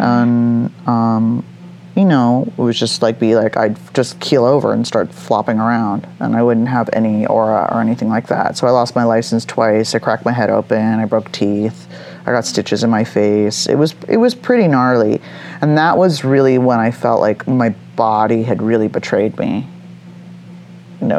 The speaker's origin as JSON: {"language": "English", "town": "Los Angeles", "region": "California", "country": "United States", "tie": "born or raised there", "also_born_or_lived": "San Francisco", "said": "I was 18 years old, which is weird growing up in Hollywood"}